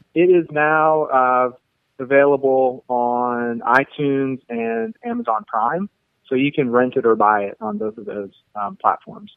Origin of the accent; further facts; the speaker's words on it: Pittsburgh, Pennsylvania, United States; moved away as an adult; also born or lived in Missoula, Montana; I'm from Pittsburgh originally, and I was born and raised there